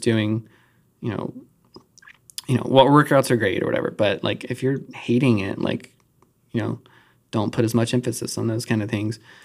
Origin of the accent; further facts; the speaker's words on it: Charlotte, North Carolina, United States; I grew up in Charlotte